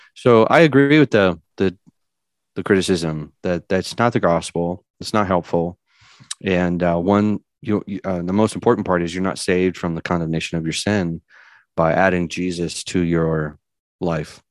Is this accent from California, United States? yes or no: yes; California, United States; now in Tennessee, United States; I was born and raised in California.